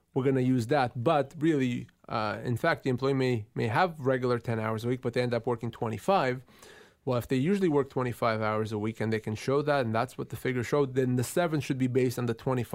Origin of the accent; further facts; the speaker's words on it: Tuktoyaktuk, Northwest Territories, Canada; My hometown.